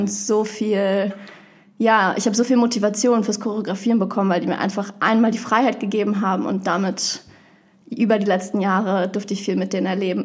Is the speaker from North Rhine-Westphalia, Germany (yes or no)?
no; Berlin, Germany; ich komme aus Berlin. Ich bin oh. da auch aufgewachsen